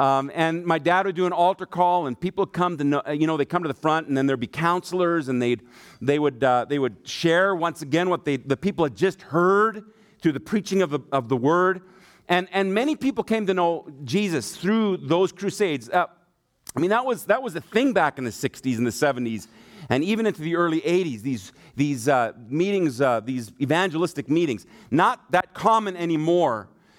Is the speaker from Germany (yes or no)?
yes; Germany; My dad is an evangelist, and so I grew up in Germany. My mom and dad were missionaries there